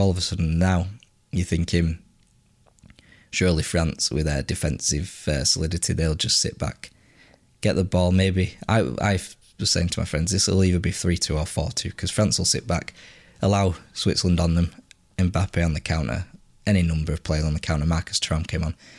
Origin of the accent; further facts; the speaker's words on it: England, United Kingdom; as an Englishman